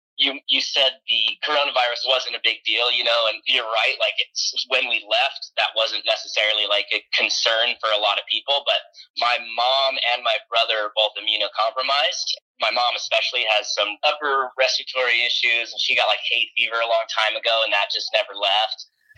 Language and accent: English; California, United States; I'm from California.